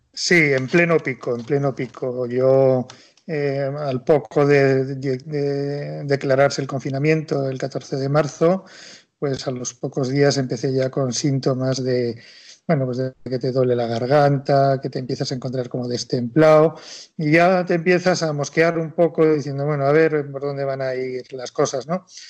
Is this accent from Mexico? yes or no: no; Madrid, Community of Madrid, Spain; somos los dos madrileños, pero de origen cántabro, del Valle de Iguña